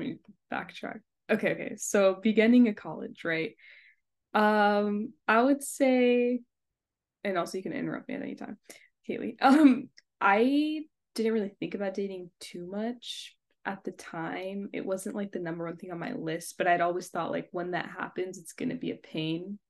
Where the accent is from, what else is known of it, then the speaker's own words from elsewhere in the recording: Sri Lanka; I'm from Sri Lanka